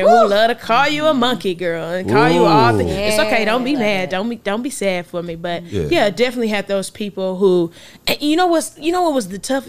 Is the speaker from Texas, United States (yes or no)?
yes; Texas, United States; so I knew I was from Texas, black and talented. Don't forget my age.